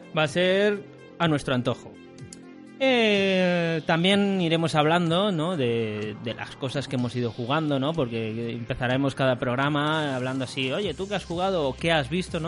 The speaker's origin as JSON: {"language": "Spanish", "town": "Alicante", "region": "Valencian Community", "country": "Spain", "said": "soy de Alicante"}